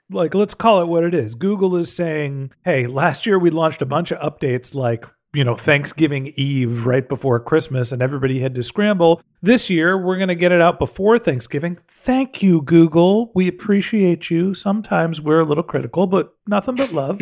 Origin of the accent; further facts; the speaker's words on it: San Francisco, California, United States; I'm from San Francisco